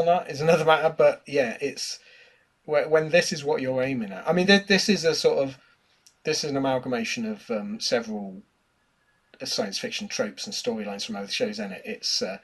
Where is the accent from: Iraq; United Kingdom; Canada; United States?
United Kingdom; as a British person, we're used to landscapes that, like, look like American redwood forests